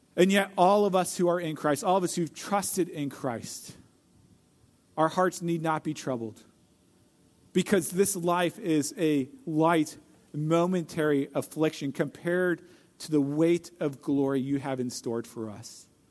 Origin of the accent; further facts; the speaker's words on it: St. Louis, Missouri, United States; I grew up in Saint Louis, Missouri, and I was the youngest of five kids